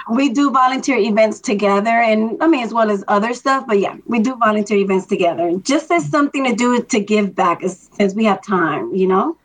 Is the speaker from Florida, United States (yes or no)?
yes; Miami, Florida, United States; now in Atlanta, United States; I'm from Miami, Florida. My parents are immigrants from Dominican Republic